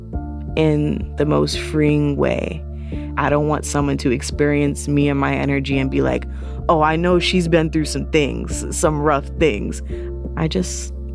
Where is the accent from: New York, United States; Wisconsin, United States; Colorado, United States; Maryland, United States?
New York, United States; New York City; also born or lived in Lower East Side, Manhattan; I live in the Lower East Side in Manhattan, New York. I am from the South Bronx, and I am 24 years old